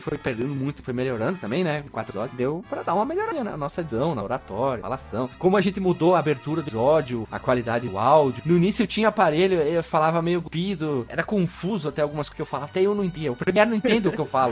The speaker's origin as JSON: {"language": "Portuguese", "country": "Brazil", "said": "eu sou brasileiro"}